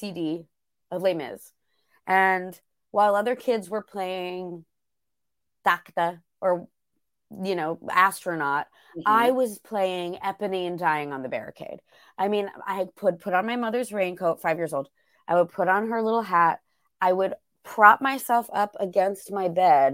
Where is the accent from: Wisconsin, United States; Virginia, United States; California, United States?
Virginia, United States; Arlington; also born or lived in New York; I grew up in just outside Washington, D.C. in Arlington, Virginia